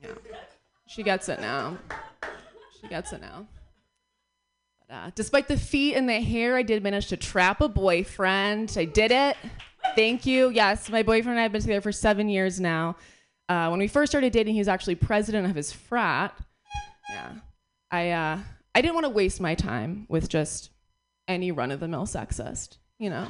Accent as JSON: {"language": "English", "region": "New York", "country": "United States", "said": "I'm from New York. I got here 2 days ago"}